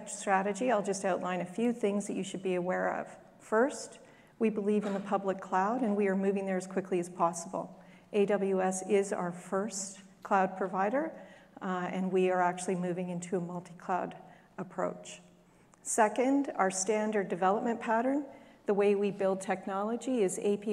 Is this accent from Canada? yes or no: yes; Canada; accent: Canadian; My accent's Canadian